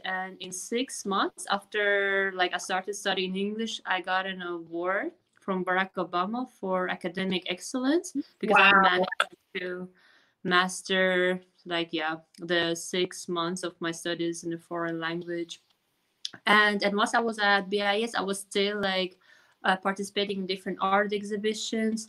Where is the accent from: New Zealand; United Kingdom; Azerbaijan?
Azerbaijan; Baku; moved away as an adult; now in Munich, Germany; I'm from Baku, Azerbaijan, which is the capital city.